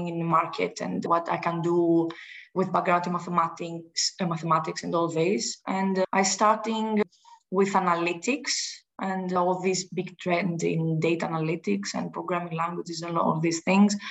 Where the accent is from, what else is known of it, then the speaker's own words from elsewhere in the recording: Greece; I'm from Greece.